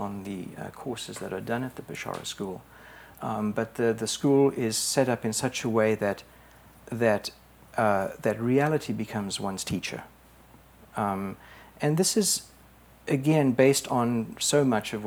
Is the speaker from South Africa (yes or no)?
yes; South Africa; moved away as an adult; also born or lived in England; I was born in South Africa